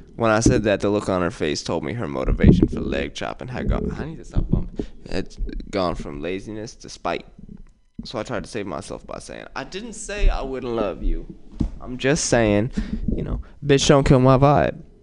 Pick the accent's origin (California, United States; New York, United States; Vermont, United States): California, United States; Oakland; I'm from West Oakland